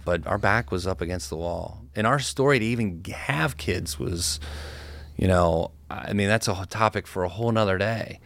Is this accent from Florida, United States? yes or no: no; Cincinnati, Ohio, United States; I've got a big network from growing up in Cincinnati